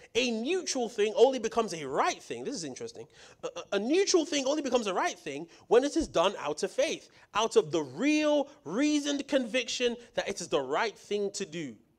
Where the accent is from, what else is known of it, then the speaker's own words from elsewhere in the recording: United Kingdom; moved away; coming from the U K